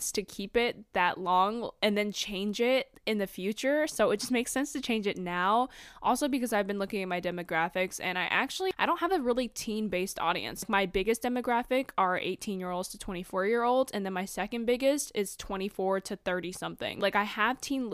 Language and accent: English; Charlotte, North Carolina, United States; have a guest that's from my hometown of Charlotte, North Carolina.